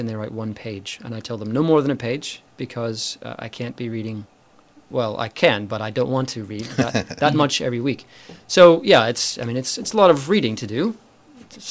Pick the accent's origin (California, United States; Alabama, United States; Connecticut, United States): Alabama, United States; moved away as an adult; also born or lived in Wakayama, Japan; now in Japan; I'm from the U.S., from the state of Alabama, where I was born and raised